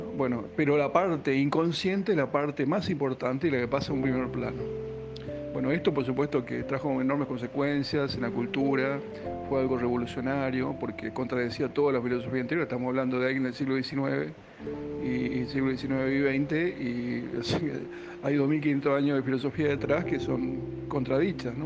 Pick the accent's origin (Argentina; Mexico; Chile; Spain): Argentina; la cultura actual, en particular la nuestra, la argentina, ni hablar la porteña